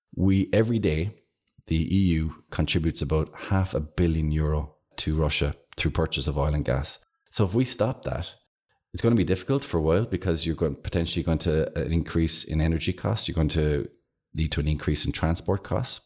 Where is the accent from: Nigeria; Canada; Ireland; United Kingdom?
Ireland; Clonakilty, Munster; I'm from Clonakilty